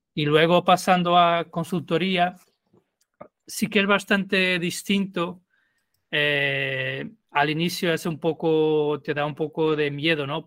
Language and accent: Spanish; Lisbon, Portugal; Spanish is a second language; moved away as an adult; now in Madrid, Spain; yo soy de Lisboa y viví en Lisboa hasta terminar la universidad pero vivo en, em, España, en Madrid, hace 12 años más o menos